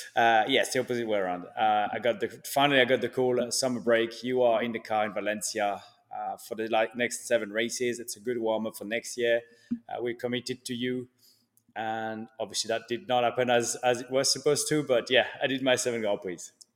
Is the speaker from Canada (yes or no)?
no; Switzerland; also born or lived in France; now in Miami, United States; I was born in Switzerland from a Swiss dad and a, a French mum